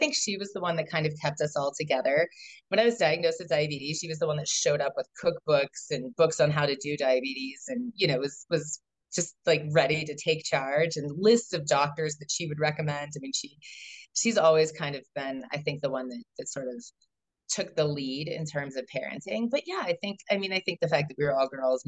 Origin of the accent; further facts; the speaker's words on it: Colorado, United States; now in Boulder, United States; I was born in Colorado. My family moved a lot. So when people ask, where are you from? That's a hard question to answer because I wasn't really any place more than, 3 or 4 years. We moved throughout Colorado.